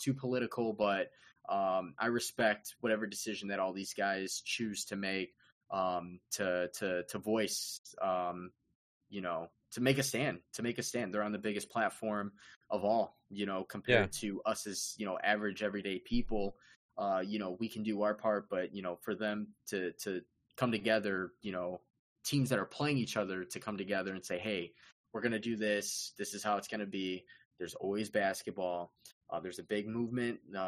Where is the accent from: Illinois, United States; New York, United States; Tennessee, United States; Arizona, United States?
Illinois, United States; Chicago; we are from Chicago.